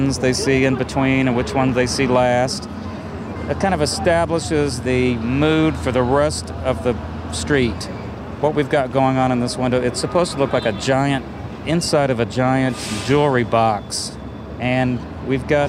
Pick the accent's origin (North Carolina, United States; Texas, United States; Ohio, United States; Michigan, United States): Texas, United States; Dallas; now in New York, United States; I'm originally from Dallas, Texas, and I remember in the 70s, I was a kind of a precocious junior high school kid